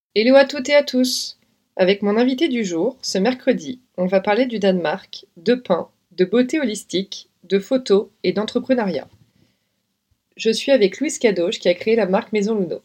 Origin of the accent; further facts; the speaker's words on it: Lyon, Auvergne-Rhône-Alpes, France; moved away as an adult; also born or lived in London; now in Paris, France; J'ai grandi à Lyon